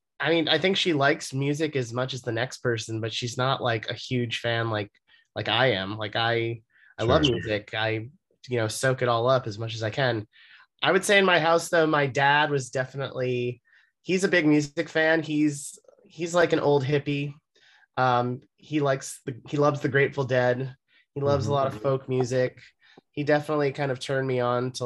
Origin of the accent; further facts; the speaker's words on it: Los Angeles, California, United States; moved away as an adult; also born or lived in San Francisco; now in New York, United States; I am from Los Angeles. I grew up there and I lived there until I was 18.